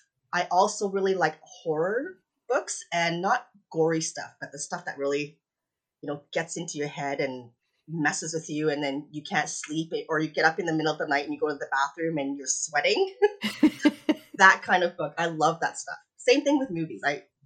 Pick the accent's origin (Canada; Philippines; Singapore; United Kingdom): Canada; also born or lived in Hong Kong; I was born in Hong Kong. We moved to Canada when I was 7